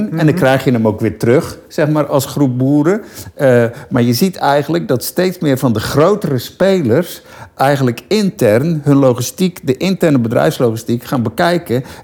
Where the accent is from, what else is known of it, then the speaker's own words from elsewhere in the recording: Land van Heusden en Altena, North Brabant, Netherlands; moved away as an adult; now in Rotterdam, Netherlands; Ik ben een boerenzoon. Dus, eh, Oh ja, van welke, welke regio? Noord-Brabant. Ik kom van Noord-Brabant, land van Neus en Altena.